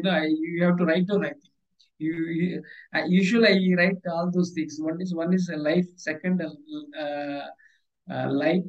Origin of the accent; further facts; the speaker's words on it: India; accent: Indian; English is a second language; I am from Indian origin, and I speak in my native, not English language.